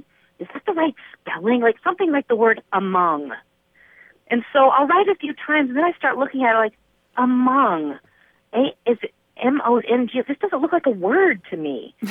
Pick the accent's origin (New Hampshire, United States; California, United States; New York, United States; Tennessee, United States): Tennessee, United States; Nashville; now in Idyllwild, United States; I was raised in Nashville